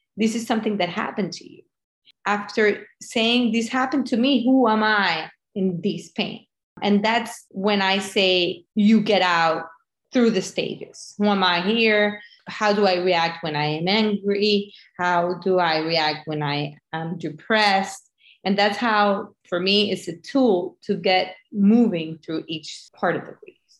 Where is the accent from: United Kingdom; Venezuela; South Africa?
Venezuela; moved away; I'm from Venezuela